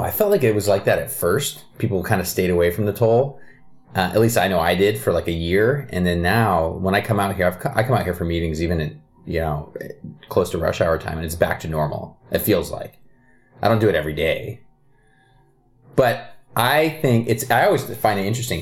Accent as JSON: {"language": "English", "area": "Kirkland, Redmond area", "region": "Washington", "country": "United States", "tie": "born or raised there", "also_born_or_lived": "Ohio", "said": "I still live like five miles from where I grew up"}